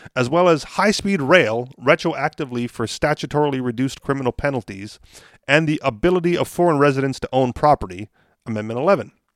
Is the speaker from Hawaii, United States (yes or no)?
yes; Hawaii, United States; moved away; I said Hawaii